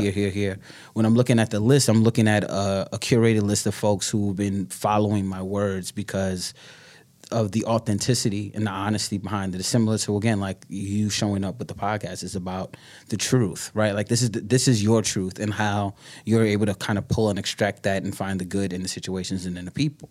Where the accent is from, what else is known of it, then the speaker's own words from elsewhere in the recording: New York City, New York, United States; also born or lived in Brooklyn; born and bred in New Yorker, Bronx, Bronxite to, to, to the death